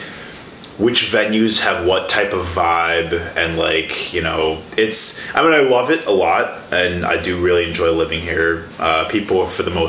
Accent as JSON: {"language": "English", "town": "Tinley Park", "region": "Illinois", "country": "United States", "moved": "as an adult", "lives_now": "Milwaukee, United States", "said": "I'm originally from the Chicago area."}